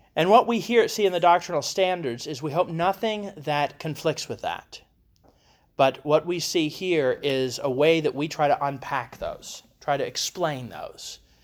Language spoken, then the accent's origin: English; Ohio, United States; where I grew up in Ohio, in the Midwest